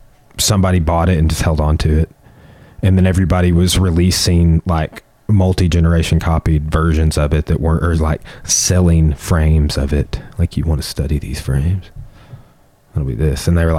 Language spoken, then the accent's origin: English; Arkansas, United States; we're from Arkansas.